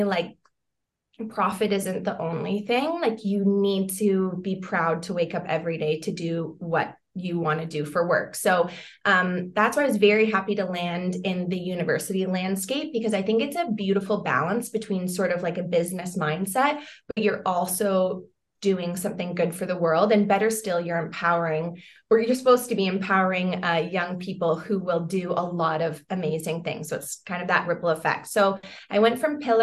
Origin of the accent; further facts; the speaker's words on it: London, Ontario, Canada; I grew up in London, Ontario